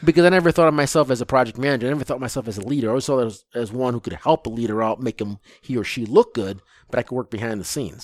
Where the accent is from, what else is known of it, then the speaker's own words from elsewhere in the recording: Lansing, Michigan, United States; I grew up in Lansing, Michigan is where I grew up